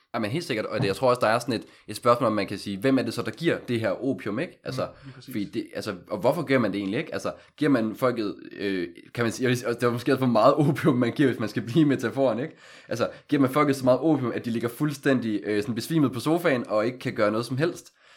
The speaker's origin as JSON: {"language": "Danish", "town": "Aalborg", "region": "North Denmark Region", "country": "Denmark", "moved": "as an adult", "lives_now": "Copenhagen, Denmark", "said": "jeg kommer oprindeligt fra Aalborg, har siden 2015 boet i København for ligesom at studere"}